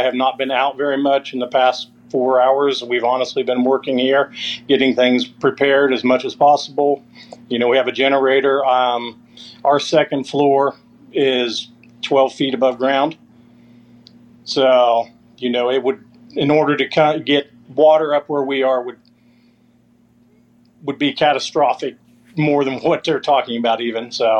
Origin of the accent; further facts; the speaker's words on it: Hocking Hills, Ohio, United States; now in Florida, United States; I was raised in the Hocking Hills and of Ohio